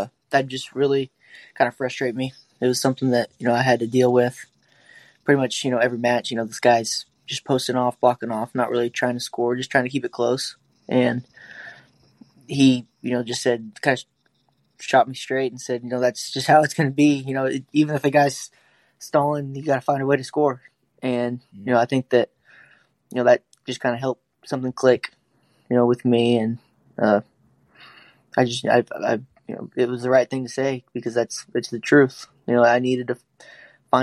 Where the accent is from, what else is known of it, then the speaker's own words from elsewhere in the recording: Oklahoma, United States; growing up in Oklahoma